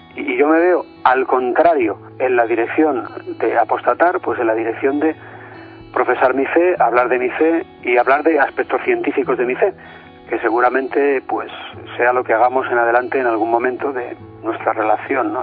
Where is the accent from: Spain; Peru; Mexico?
Spain; Madrid, Community of Madrid; soy de Madrid y vivo en Madrid